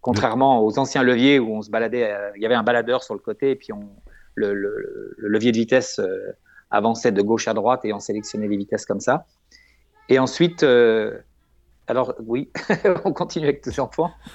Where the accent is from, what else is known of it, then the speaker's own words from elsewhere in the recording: France; on est français